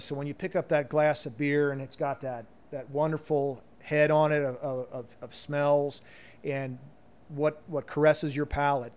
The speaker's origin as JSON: {"language": "English", "town": "Loveland", "region": "Ohio", "country": "United States", "tie": "born or raised there", "moved": "as an adult", "said": "growing up in Cincinnati"}